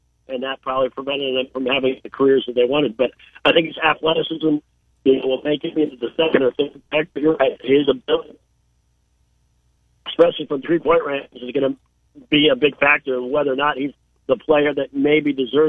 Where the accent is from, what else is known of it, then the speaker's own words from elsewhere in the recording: Minnesota, United States; I'm from Minnesota